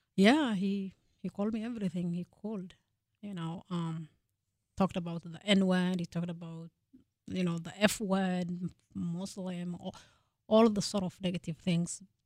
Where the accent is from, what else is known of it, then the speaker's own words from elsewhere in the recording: Kenya; moved away as an adult; also born or lived in Fargo, North Dakota; now in North Dakota, United States; I was born and raised in Kenya